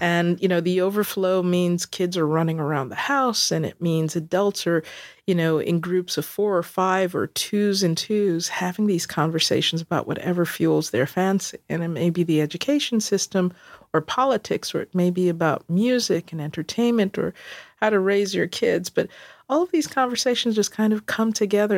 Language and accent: English; New York City, New York, United States; moved away as an adult; also born or lived in South Bronx / Fort Lauderdale / Dallas; I grew up in Queens